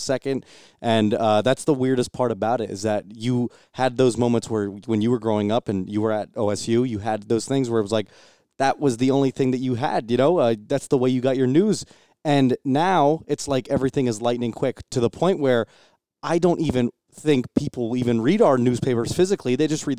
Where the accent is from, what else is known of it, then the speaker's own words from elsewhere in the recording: New Jersey, United States; moved away as an adult; now in Oklahoma, United States; I'm from New Jersey